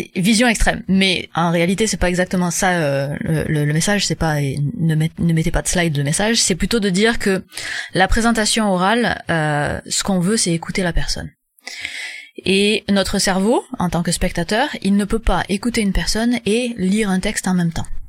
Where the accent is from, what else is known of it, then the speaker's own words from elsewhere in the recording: France; moved away as an adult; now in Quebec, Canada; je suis française mais j'habite au Québec